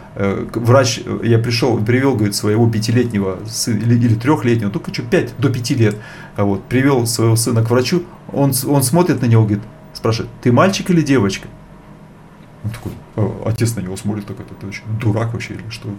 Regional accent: Bratsk, Irkutsk Oblast, Russia; moved away; also born or lived in India; Я сам из Братска

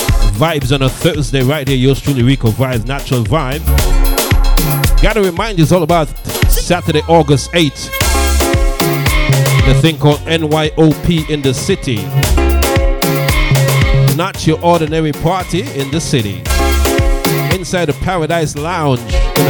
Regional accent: St. Kitts & Nevis; Guyanese, Jamaican, Virgin Islands, St. Kitts Nevis, my hometown, Panamanian.

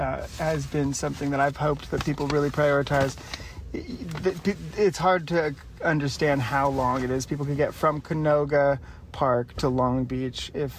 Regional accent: Ireland; I'm blushing. You can tell I'm just an Irish person.

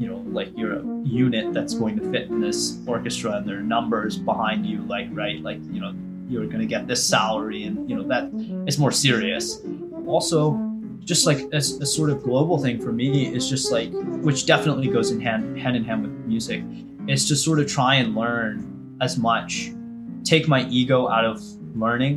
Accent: United States; as an Indian American

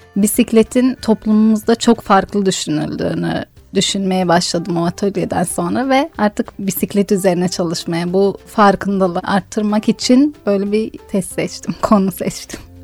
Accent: Diyarbakır Province, Turkey; kendi memleketim olan bir yerin tanıtımını sağlayacaktım

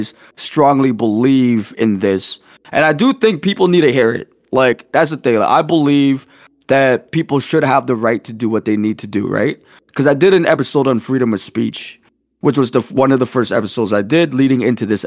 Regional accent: Canada; as a Canadian

